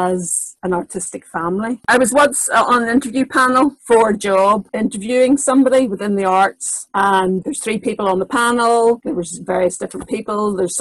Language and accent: English; Northern Ireland, United Kingdom; I was born in Northern Ireland